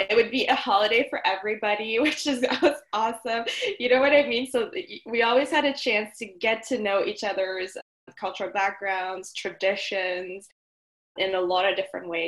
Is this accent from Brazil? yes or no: no; Mauritius; now in Guelph, Canada; but I come from Mauritius, which, for those who haven't heard of Mauritius, it's a small island east of Madagascar. But I've been living in Canada for 10 years now.